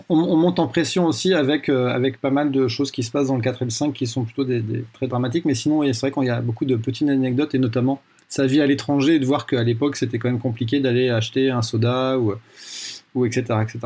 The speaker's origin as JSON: {"language": "French", "country": "France", "tie": "born or raised there", "said": "j'ai grandi en France de manière très classique."}